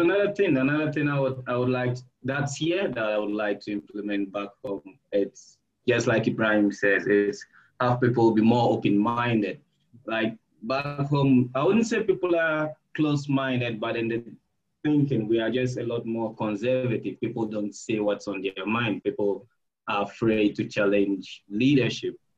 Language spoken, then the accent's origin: English; Ghana; moved away as an adult; now in Pasto, Colombia; I'm from Ghana.